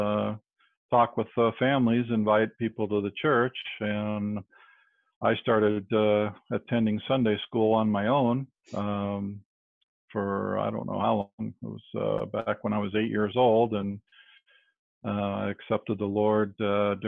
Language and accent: English; California, United States; now in Alabama, United States; I was a native Californian for pretty much most of my life. During my fourth grade year, my father was transferred up north to the Bay Area, where I grew